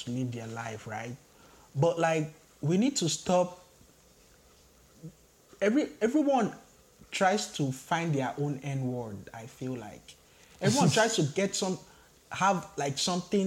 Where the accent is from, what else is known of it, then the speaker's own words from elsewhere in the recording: Nigeria; moved away as an adult; now in Canada; I grew up 17 years in Nigeria.